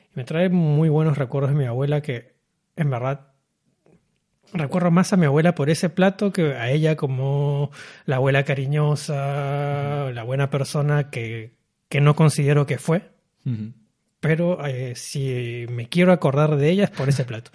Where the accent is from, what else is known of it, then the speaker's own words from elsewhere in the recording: Peru; moved away as an adult; also born or lived in Paris, France / Berlin, Germany; now in Kuala Lumpur, Malaysia; me fui de Perú, porque soy peruano, me fui de Perú a los 21 años